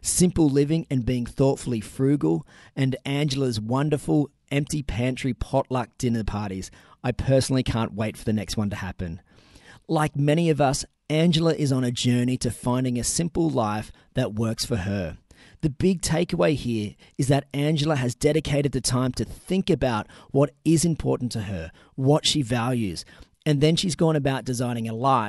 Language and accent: English; Newcastle, New South Wales, Australia; my hometown